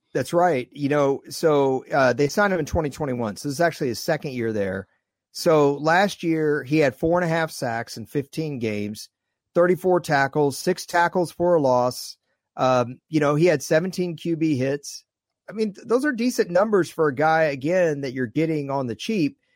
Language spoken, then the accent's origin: English; Dallas, Texas, United States; Growing up in Dallas, I grew up with Tuttle Jones